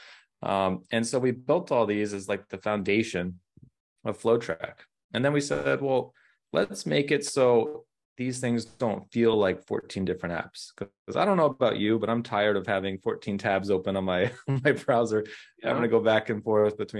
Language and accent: English; Orange County, California, United States; moved away; I'm originally from Orange County, California